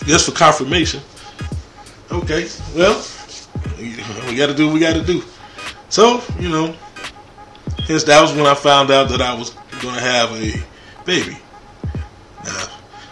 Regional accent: Chicago, Illinois, United States; I was born in Chicago, Illinois

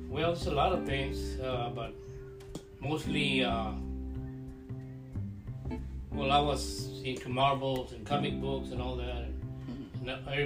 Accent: San Antonio, Texas, United States; I was born here in, in Texas. I was born here in the United States, but uh, they were born over there.

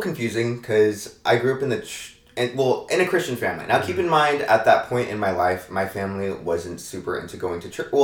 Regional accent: Maricopa, Arizona, United States; born or raised there; also born or lived in San Diego, California / Chandler, Arizona

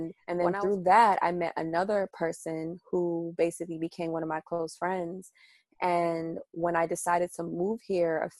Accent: Maryland, United States; moved away as an adult; also born or lived in Washington, D.C., United States / Nigeria (ancestry); now in New York City, United States; we moved to Maryland. And I was in Maryland up until about 2014

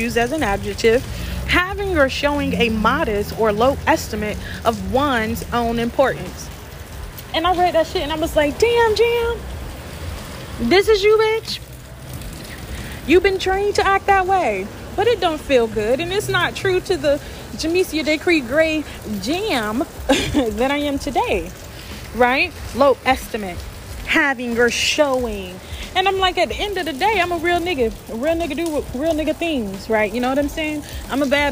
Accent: the South, United States; I grew up in the South.

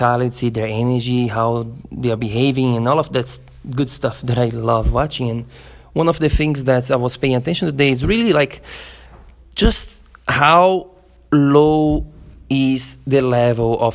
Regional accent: Florianópolis, Santa Catarina, Brazil; my hometown, Florianópolis, in Brazil

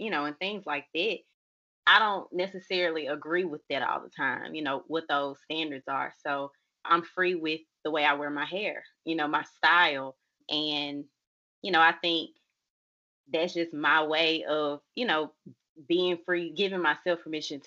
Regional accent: Jackson, Mississippi, United States; I am from Jackson, Mississippi

